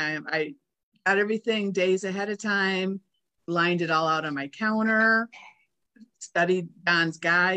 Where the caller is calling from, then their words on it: Maize, Kansas, United States; I'm in Mays, which is a suburb of Wichita, Kansas.